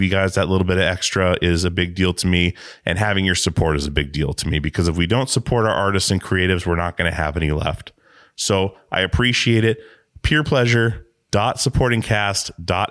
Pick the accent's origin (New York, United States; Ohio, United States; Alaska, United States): Alaska, United States; now in Portland, United States; I grew up on a small island in Alaska